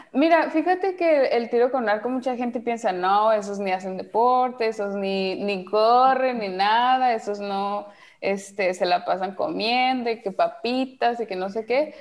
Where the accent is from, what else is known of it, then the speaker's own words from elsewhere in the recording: Mexico; moved away as an adult; now in Netherlands; yo sigo siendo mexicana